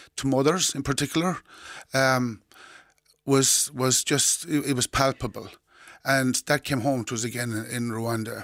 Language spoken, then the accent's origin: English; Doolin, Munster, Ireland; when I was growing up in Doolin in the, in the sixties